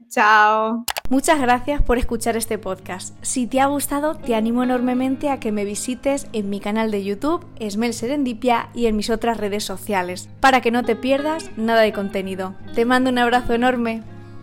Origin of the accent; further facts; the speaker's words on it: Spain; para mí como española